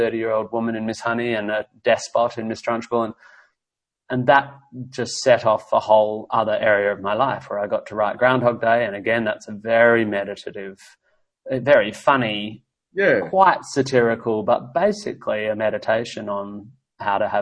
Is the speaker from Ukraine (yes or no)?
no; Australia; also born or lived in United States; as an Australian. You know, I've lived in the States, obviously